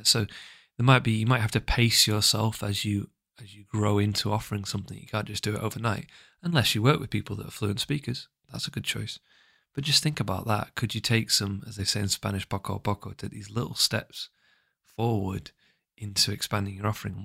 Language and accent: English; England, United Kingdom; I'm English, I come from the U K